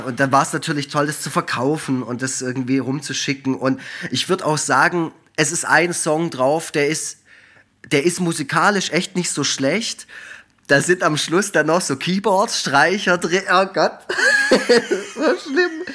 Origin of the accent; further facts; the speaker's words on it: Effringen, Baden-Württemberg, Germany; in Effringen, wo ich herkomme, im Schwarzwald